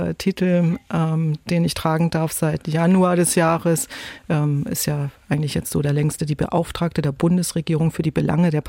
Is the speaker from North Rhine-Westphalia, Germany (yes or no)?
no; Neumünster, Schleswig-Holstein, Germany; Denn die Form erinnert mich an die Landkarte meiner Heimat Schleswig-Holstein mit meinem Geburtsort Neumünster.